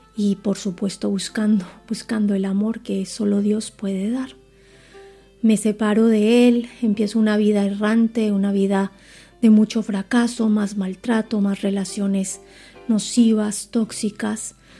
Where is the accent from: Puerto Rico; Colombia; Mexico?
Colombia; moved away as an adult; now in Spain; tengo 43 años, nací en Colombia